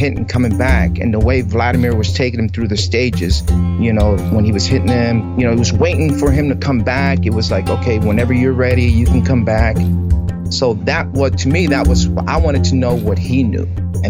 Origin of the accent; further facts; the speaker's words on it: Lancaster, Pennsylvania, United States; moved away as an adult; now in Florida, United States; So I grew up in Lancaster.